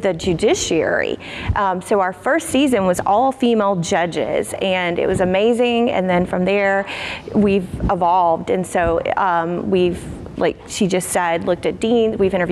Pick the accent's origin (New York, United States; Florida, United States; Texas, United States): Florida, United States; Hilliard; accent: South Georgia; I'm from a small town called Hilliard, Florida, which is north of Jacksonville.